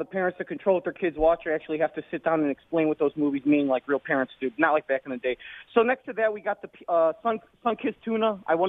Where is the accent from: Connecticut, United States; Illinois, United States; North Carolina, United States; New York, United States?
Illinois, United States; Chicago; I'm actually biracial. I'm half Puerto Rican, half half white, and I'm from Chicago